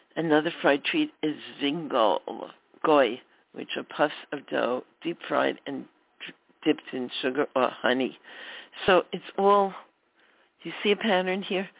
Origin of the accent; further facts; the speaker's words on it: New York City, New York, United States; When I was a little girl growing up in Brooklyn, my family celebrated Hanukkah